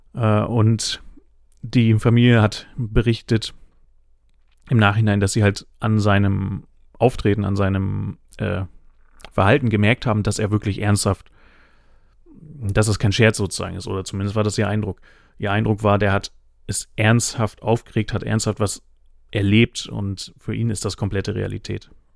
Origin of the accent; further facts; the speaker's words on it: Northern Germany, Germany; ich bin äh, Flachländer, ich komme aus dem Norden